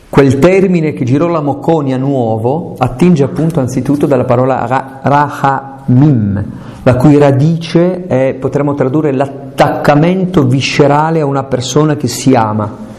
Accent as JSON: {"language": "Italian", "region": "Aosta Valley", "country": "Italy", "said": "E io sono valdostano, sono montanaro"}